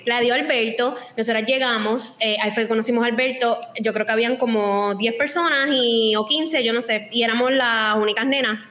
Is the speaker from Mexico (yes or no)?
no; Cabo Rojo, Puerto Rico; toda la vida ambas somos de Cabo Rojo